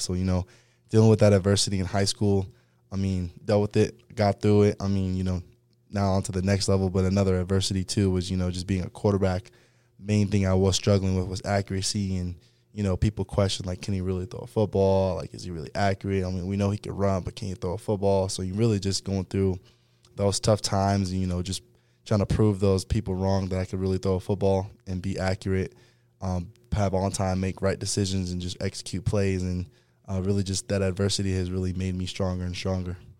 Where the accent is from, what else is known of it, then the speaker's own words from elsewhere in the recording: Fresno, California, United States; also born or lived in Los Angeles, California / Clovis, California; I'm originally from, uh, Los Angeles, California, but, um, you know, as a growing up, I moved to, uh, Central California, a city called Fresno